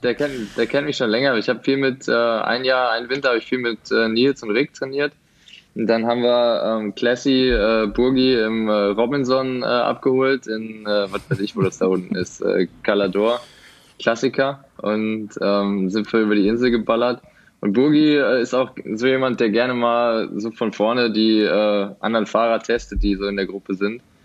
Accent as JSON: {"language": "German", "town": "Essen", "region": "North Rhine-Westphalia", "country": "Germany", "tie": "born or raised there", "lives_now": "Dortmund, Germany", "said": "Nee, ich bin tatsächlich Essener. Ich äh, komme aus Essen, aber wir wohnen seit Januar jetzt in Dortmund"}